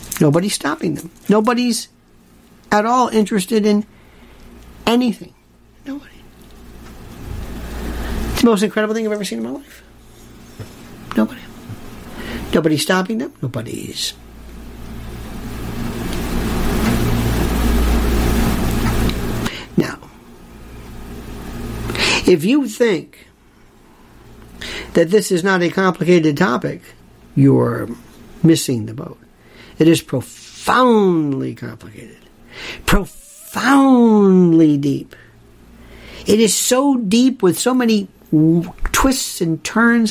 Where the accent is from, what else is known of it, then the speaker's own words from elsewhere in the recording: Florida, United States; Growing up in Florida